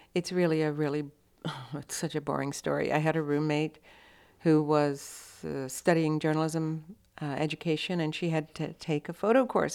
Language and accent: English; Austin, Texas, United States; born or raised there; also born or lived in Electra, Texas